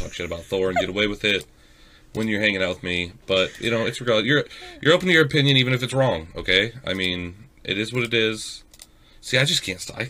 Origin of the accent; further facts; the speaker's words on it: Central City, Iowa, United States; I born and raised in Central City, Iowa